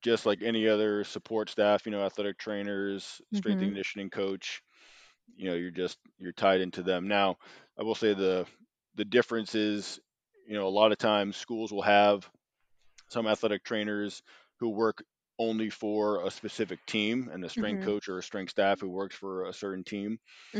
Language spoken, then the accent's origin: English; Boston, Massachusetts, United States; So I moved closer to home. Again, I'm from Boston, Mass. I moved closer to family who's all out here on the East Coast.